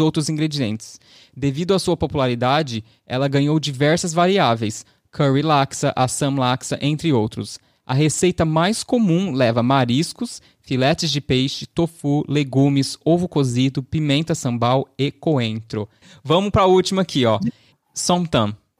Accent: Southeast Brazil, Brazil; eu, sendo uma pessoa que nascida e criada no Sudeste

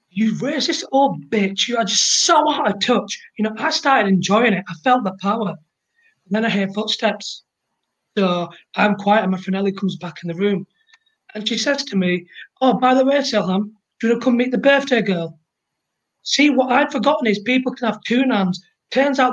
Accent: Bradford, Yorkshire and the Humber, United Kingdom; I'm from Bradford

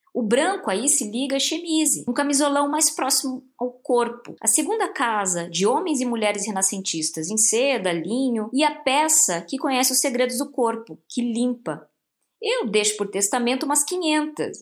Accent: Santo André, São Paulo, Brazil; Eu sou de Santo André, do ABC

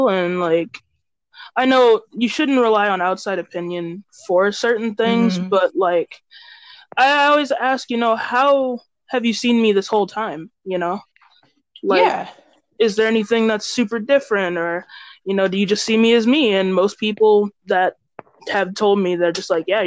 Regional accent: Georgia, United States; I am from Georgia.

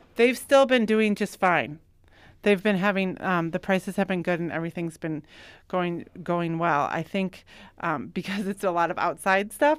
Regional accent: Yankton, South Dakota, United States; moved away as an adult; I grew up in Yankton

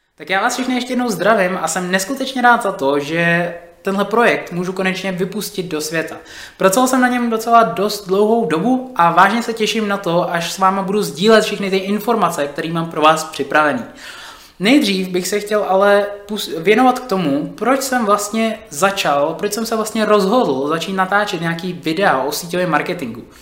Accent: Czechia; Já jsem napůl uh, Čech a napůl uh, jsem z Nigérie

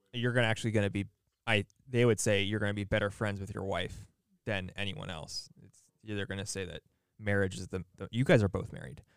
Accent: United States; we have this weird, I don't know, imposition as modern American young people to be friends with a ton of people

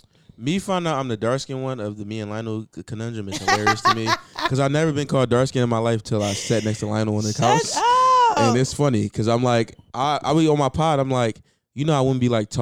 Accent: Nigeria; I'm Nigerian though.

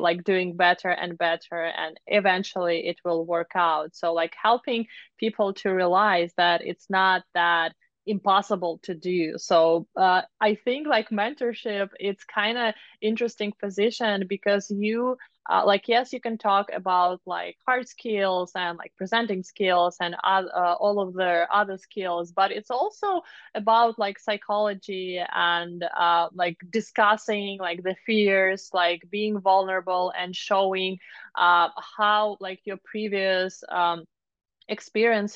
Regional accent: Moscow, Russia; moved away as an adult; now in United States; I'm from Moscow, Russia

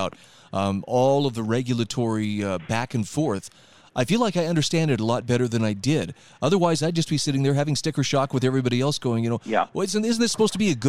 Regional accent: Utah, United States; here where I live in my home state of Utah

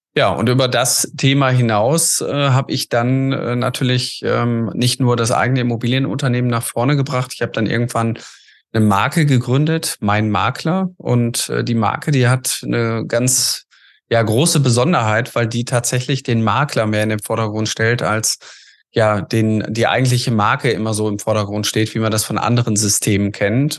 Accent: Essen, North Rhine-Westphalia, Germany; komme aus Essen und äh, bin da auch mein Leben lang aufgewachsen, groß geworden

